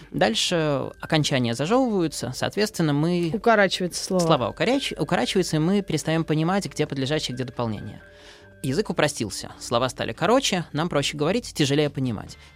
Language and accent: Russian; Kaliningrad, Kaliningrad Oblast, Russia; там я из Калининграда могу приехать на Дальний Восток и спокойно говорить так, как я говорю дома.